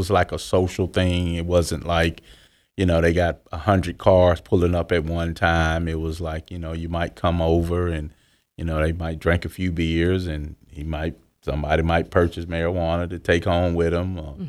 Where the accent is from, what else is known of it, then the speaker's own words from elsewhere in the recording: Houston, Texas, United States; born there; also born or lived in California / Florida / Georgia; I was born in Houston, Texas in 1970 of September.